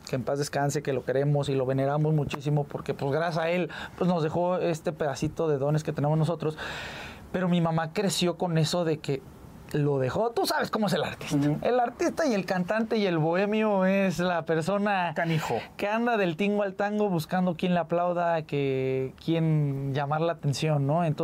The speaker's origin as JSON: {"language": "Spanish", "town": "Saltillo", "region": "Coahuila", "country": "Mexico", "tie": "born or raised there", "also_born_or_lived": "Mazatlán, Mexico", "said": "Mira, nacimos en Mazatlán, Sinaloa, pero pues ya radicamos desde hace mucho tiempo, viajamos a la ciudad de Saltillo, Coahuila, estuvimos mucho tiempo allá"}